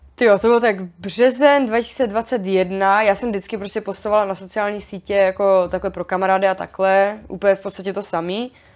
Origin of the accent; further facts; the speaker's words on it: Frýdek-Místek, Moravian-Silesian Region, Czechia; já jsem z Frýdku místku